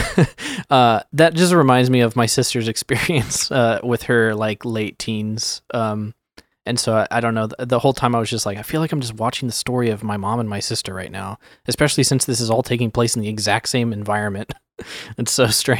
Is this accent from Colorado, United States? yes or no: no; Sacramento, California, United States; we're all from Sacramento